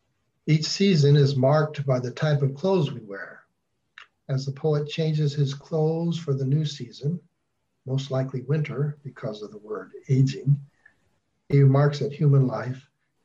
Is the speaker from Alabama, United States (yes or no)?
no; Oakland, California, United States; born there; I was born in Oakland, which is a fairly large city to begin with.